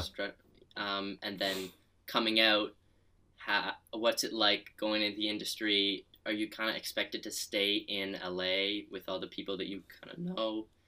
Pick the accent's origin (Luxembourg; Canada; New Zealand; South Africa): Canada; I am from Canada.